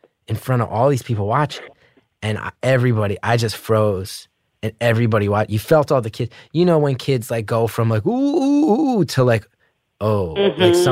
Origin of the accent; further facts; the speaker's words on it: New Jersey, United States; We were raised in North Jersey